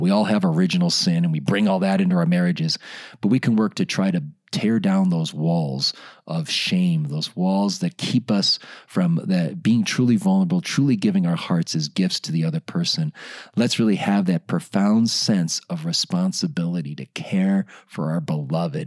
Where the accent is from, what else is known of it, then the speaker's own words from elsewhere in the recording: Chicago, Illinois, United States; I grew up in Chicago